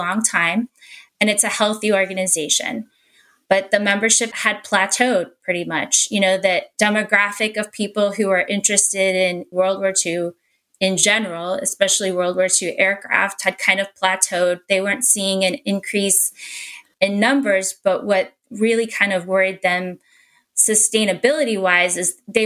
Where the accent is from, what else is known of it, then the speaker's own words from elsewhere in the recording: Houston, Texas, United States; also born or lived in Midland; I grew up in Houston